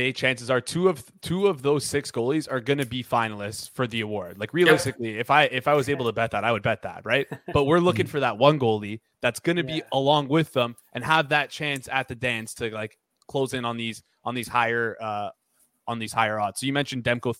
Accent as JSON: {"language": "English", "town": "Toronto", "region": "Ontario", "country": "Canada", "said": "I'm from Toronto"}